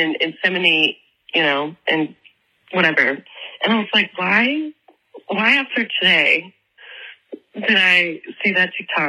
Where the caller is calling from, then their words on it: Atlanta, Georgia, United States; I'm calling from Atlanta, Georgia.